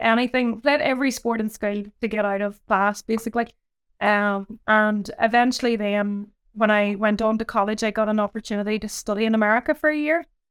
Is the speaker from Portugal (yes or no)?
no; Ireland; I grew up, um, in a small kind of village in Ireland